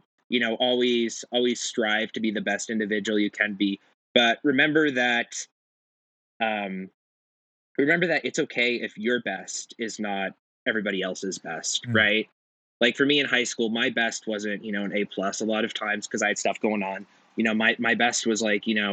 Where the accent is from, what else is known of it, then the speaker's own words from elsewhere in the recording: Silicon Valley, California, United States; now in Boise, United States; growing up in California and in Silicon Valley